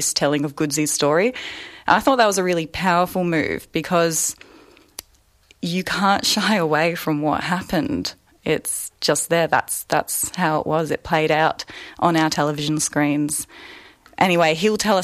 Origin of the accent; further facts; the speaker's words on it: Northern Territory, Australia; moved away as an adult; now in Melbourne, Australia; I live on Wurundjeri country, but I'm a Walpri woman. I'm up from the Northern Territory